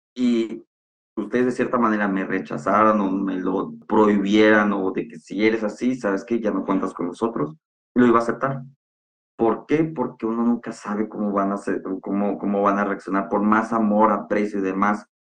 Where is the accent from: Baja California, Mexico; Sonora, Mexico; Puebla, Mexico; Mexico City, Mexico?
Sonora, Mexico; San Luis Río Colorado; now in Monterrey, Mexico; Soy originario de Sonora, de un ranchito que se llama San Luis Río Colorado. Actualmente ya vivo en Monterrey